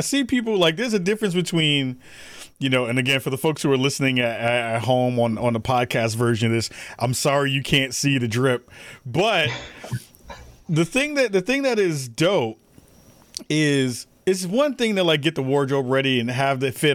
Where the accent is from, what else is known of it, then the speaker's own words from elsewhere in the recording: New York City, New York, United States; us being from the Bronx.